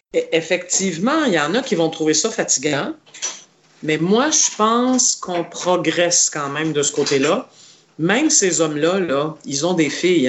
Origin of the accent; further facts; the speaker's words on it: Montreal, Quebec, Canada; je suis né à Montréal